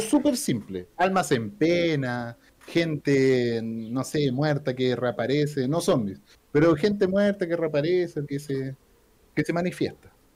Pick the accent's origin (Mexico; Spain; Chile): Chile; Aquí somos chilenos